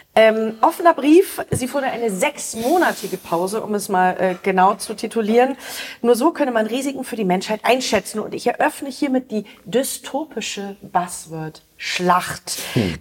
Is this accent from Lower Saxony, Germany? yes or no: yes; Osnabrück, Lower Saxony, Germany; Osnabrück, mein Heimatort